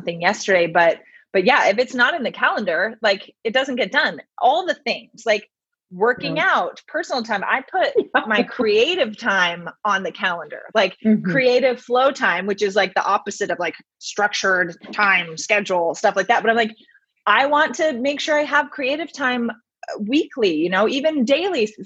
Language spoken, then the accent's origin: English; Bay Area, Sonoma County, Northern California, United States; moved away as an adult; also born or lived in Santa Barbara, California; now in Los Angeles, United States; I grew up in the Bay Area. So Northern California, Sonoma County area